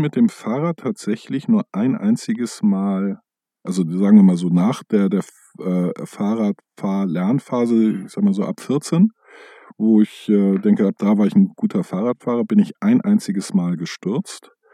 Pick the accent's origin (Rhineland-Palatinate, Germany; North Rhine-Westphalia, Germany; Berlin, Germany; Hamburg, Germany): Hamburg, Germany; als Hamburger